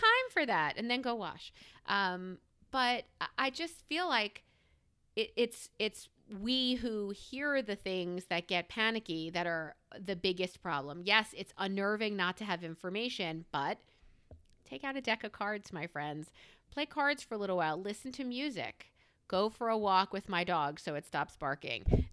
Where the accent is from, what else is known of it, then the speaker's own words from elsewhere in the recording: New York, United States; now in Pennsylvania, United States; I am a New Yorker who has, who has relocated to the greater P A area.